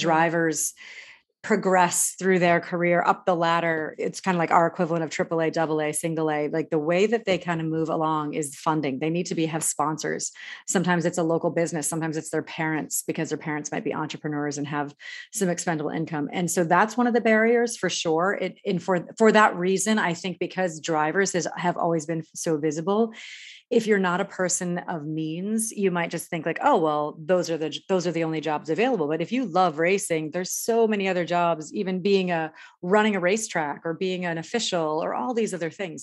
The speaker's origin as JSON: {"language": "English", "region": "New England", "country": "United States", "tie": "born or raised there", "said": "I grew up in New England"}